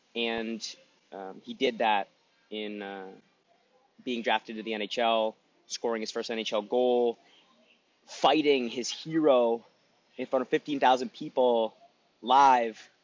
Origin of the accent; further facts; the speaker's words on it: Newmarket, Ontario, Canada; I grew up in Newmarket, so I watched the Hurricanes